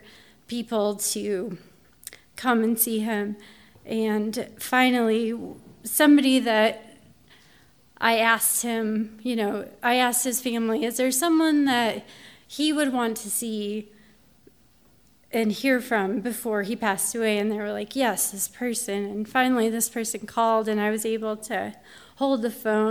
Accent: Pueblo, Colorado, United States; when I grew up, I lived on Brookfield Lane in Pueblo, Colorado

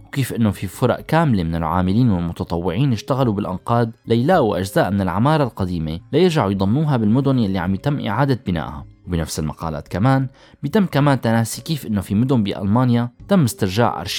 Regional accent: Syria

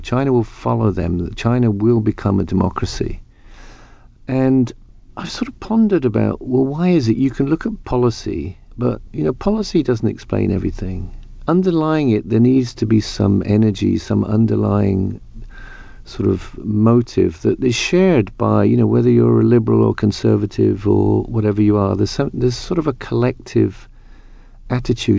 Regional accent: United Kingdom; I'm speaking as a British person

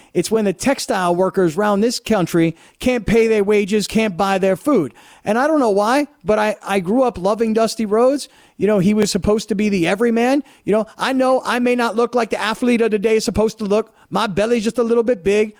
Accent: Fort Lauderdale, Florida, United States; I grew up in Fort Lauderdale

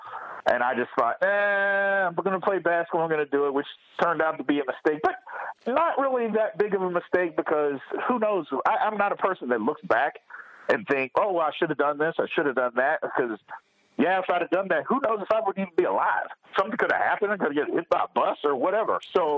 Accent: Louisville, Kentucky, United States; And since, you know, we grew up in Louisville, everybody's a Louisville fan, so we loved it.

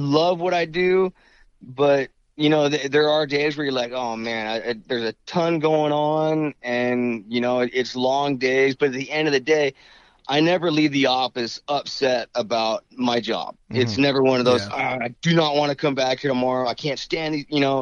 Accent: Wyoming, United States; moved away as an adult; now in California, United States; I'm from Wyoming, born and raised there.

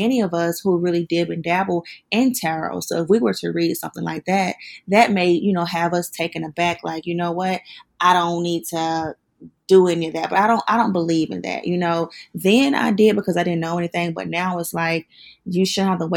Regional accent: South Carolina, United States; accent: country; moved away as an adult; now in Atlanta, United States; I'm actually from South Carolina, but okay. I've been in Atlanta since 2017

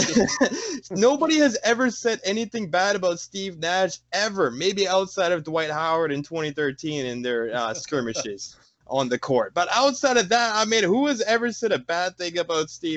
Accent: Vancouver, British Columbia, Canada; I'm from Vancouver, British Columbia.

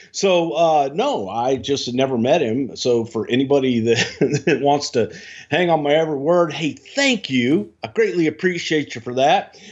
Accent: Texas, United States; I'm from Texas

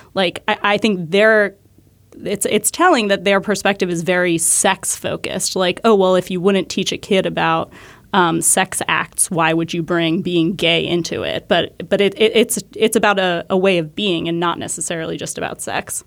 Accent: New Hampshire, United States; I grew up in New Hampshire

